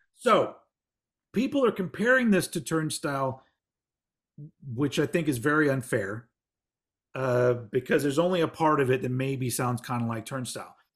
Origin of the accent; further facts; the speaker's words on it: Austin, Texas, United States; my hometown of Austin, Texas